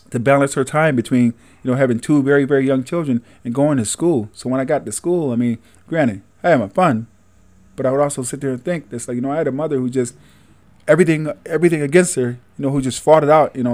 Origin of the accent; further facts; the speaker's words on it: Syracuse, New York, United States; Born and raised in Syracuse. All right. City of Syracuse